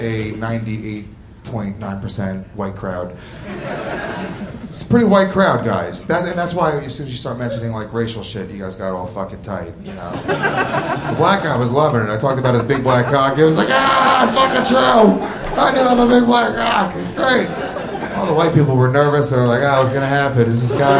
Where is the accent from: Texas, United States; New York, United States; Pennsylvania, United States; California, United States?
New York, United States; Rockland County; born or raised there